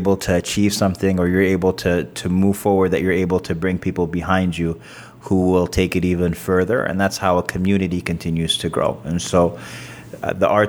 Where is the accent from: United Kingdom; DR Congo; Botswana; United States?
United States; New York City, New York; moved away; also born or lived in Sudan; I grew up mostly in Queens, New York